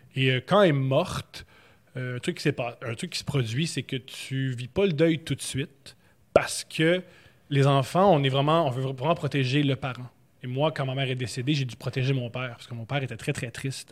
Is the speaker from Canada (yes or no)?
yes; Montreal, Quebec, Canada; Je suis né à Montréal. Je suis né dans Rosemont Petite Patrie sur la rue Louis Aymon